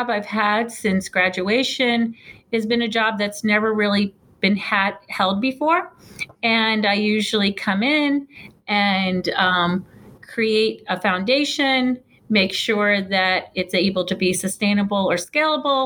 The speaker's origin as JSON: {"language": "English", "town": "New York City", "region": "New York", "country": "United States", "tie": "born or raised there", "also_born_or_lived": "Westchester County, New York", "moved": "yes", "lives_now": "Cleveland, United States", "said": "I grew up in New York City, and in New York, it also in outside in Westchester"}